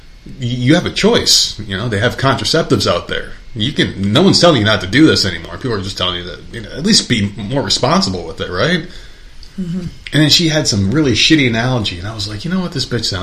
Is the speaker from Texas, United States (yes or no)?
no; New Jersey, United States; moved away; my hometown, and this is back when I lived in New Jersey